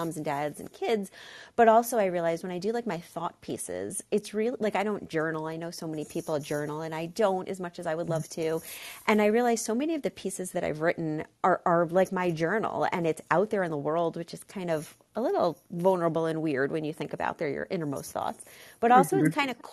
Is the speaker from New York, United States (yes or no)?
yes; Long Island, New York, United States; I, in fact, now live in the town where I grew up